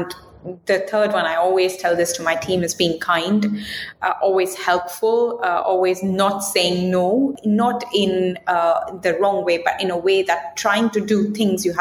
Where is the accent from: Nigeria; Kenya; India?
India; moved away as an adult; also born or lived in United Kingdom; I'm coming from India.